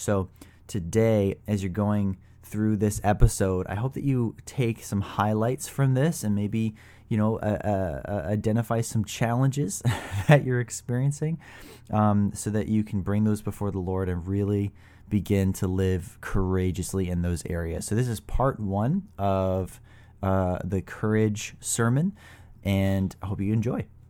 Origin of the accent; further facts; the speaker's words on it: Trout Creek, Ontario, Canada; also born or lived in North Bay, Ontario; I was born in North Bay, lived in a small town called Trout Creek